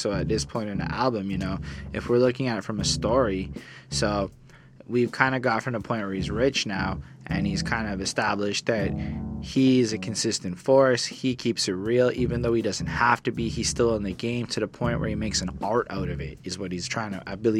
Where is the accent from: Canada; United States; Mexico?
Canada; Montreal, Quebec; we're just people from Montreal